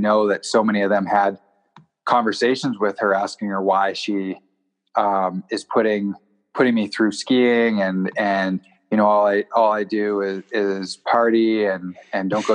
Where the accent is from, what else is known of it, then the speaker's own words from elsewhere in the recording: North Vancouver, British Columbia, Canada; moved away; also born or lived in Invermere, British Columbia; I grew up in Deep Cove in North Vancouver